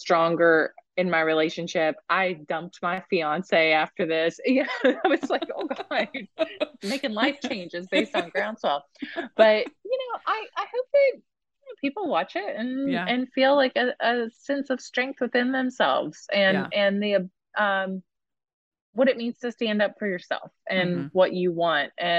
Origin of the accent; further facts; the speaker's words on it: West Virginia, United States; I'm from West Virginia